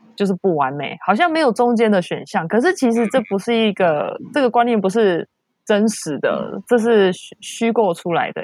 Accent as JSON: {"language": "Chinese", "country": "Taiwan", "tie": "born or raised there", "moved": "yes", "said": "因为我是台湾长大的，我是台湾体制长大的"}